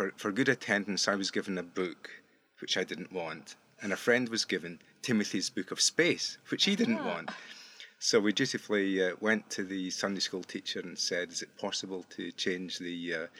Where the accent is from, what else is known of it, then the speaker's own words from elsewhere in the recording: Prestwick, Scotland, United Kingdom; now in Australia; you can tell from my accent, I'm not a native Aussie. I grew up in southwest Scotland, a town called Prestwick.